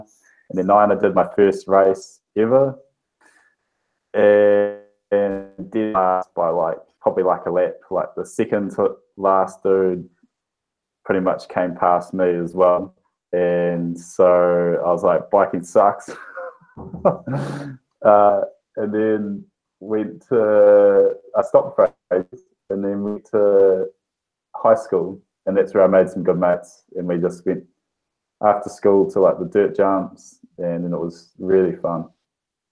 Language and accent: English; Rotorua, Bay of Plenty, New Zealand; I'm from Rotorua.